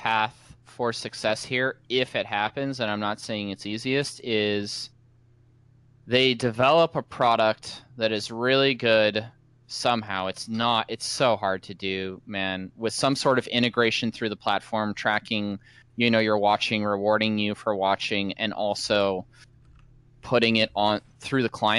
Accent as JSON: {"language": "English", "town": "Seattle", "region": "Washington", "country": "United States", "said": "Nice. Right. My home city."}